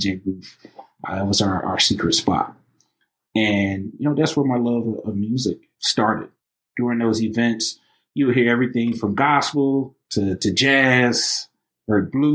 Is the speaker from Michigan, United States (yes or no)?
yes; Highland Park, Michigan, United States; also born or lived in Detroit, Michigan; born and raised in Highland Park, you know, also, you know, raised in the city of Detroit